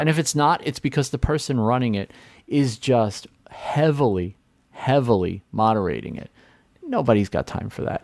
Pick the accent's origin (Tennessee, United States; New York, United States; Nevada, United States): New York, United States; New York City; I grew up in New York City